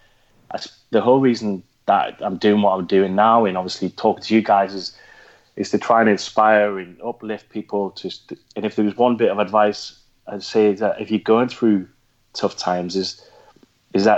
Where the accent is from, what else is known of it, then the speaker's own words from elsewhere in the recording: Geordie, North East England, United Kingdom; accent: Geordie; In my Geordie accent